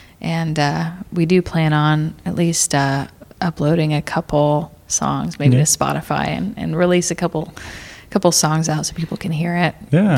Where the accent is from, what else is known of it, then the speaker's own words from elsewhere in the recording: St. Louis, Missouri, United States; I've gone to a lot of shows growing up in St. Louis